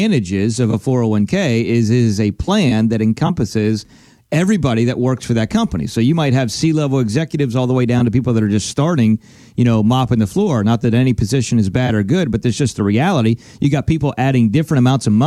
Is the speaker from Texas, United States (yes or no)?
no; Pennsylvania, United States; moved away; I'm originally from Pennsylvania